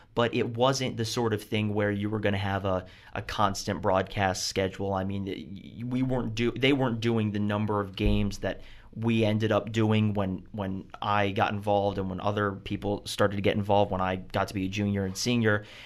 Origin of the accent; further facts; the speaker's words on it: Baltimore, Maryland, United States; being from Baltimore, I never played lacrosse